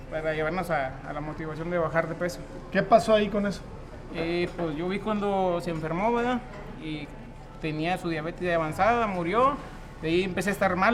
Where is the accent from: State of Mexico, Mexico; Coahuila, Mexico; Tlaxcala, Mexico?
Coahuila, Mexico; Nava; soy originario de Nava, Coahuila.